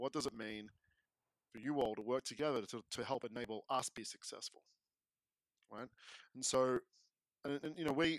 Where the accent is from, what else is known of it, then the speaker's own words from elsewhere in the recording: Melbourne, Victoria, Australia; I'm from the mean streets of Melbourne, Australia